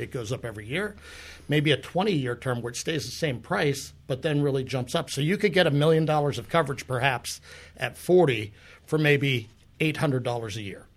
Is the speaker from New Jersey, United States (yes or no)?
yes; New Jersey, United States; moved away as an adult; now in Pittsburgh, United States; I'm actually from New Jersey